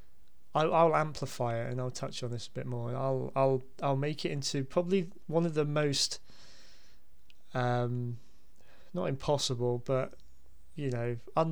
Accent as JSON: {"language": "English", "town": "Basingstoke", "region": "South East England", "country": "United Kingdom", "tie": "born or raised there", "said": "growing up in Basingstoke"}